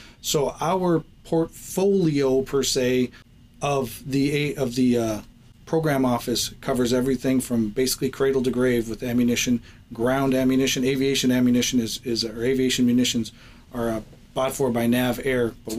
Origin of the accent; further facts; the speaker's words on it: Fort Ripley, Minnesota, United States; moved away; I'm originally from Fort Ripley, Minnesota, joined the Marine Corps in 1991 on September 11th.